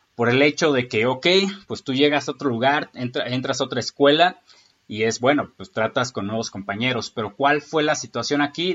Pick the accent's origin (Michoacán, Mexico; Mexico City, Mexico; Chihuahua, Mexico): Michoacán, Mexico; also born or lived in Lázaro Cárdenas; Yo nazco en el puerto de Lázaro Cárdenas en enero del 93. Soy michoacano